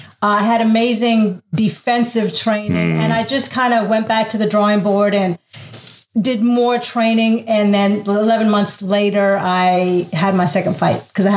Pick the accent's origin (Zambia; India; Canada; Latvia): Canada; also born or lived in Abu Dhabi, United Arab Emirates; I moved around a lot. Grew up in Canada. Of course, I was born in the Middle East. Mm-hmm. Moved to Canada when I was 2 with my parents.